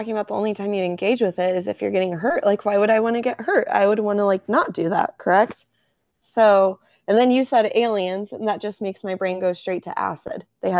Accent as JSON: {"language": "English", "region": "Texas", "country": "United States", "tie": "born or raised there", "said": "so I grew up in Texas"}